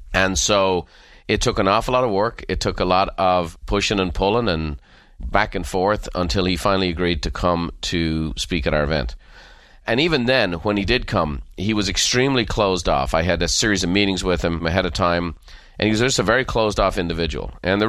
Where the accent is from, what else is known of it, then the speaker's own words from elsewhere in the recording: Ireland; As a child growing up in Ireland, I just remember thinking how outlandish it was that people would shoot for the stars